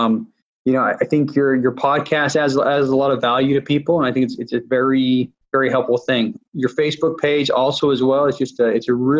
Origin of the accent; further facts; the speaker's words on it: Utah, United States; moved away; I grew up in Utah